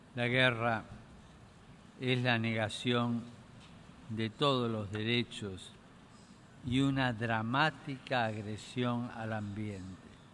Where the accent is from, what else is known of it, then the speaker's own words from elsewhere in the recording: Argentina; mi tierra natal